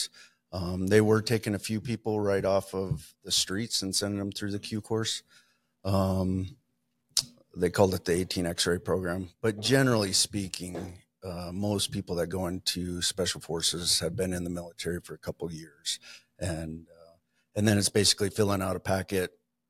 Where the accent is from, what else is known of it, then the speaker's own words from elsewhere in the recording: Montana, United States; moved away as an adult; also born or lived in Idaho; now in Coeur d'Alene, United States; I was born and raised in Montana and then left shortly after high school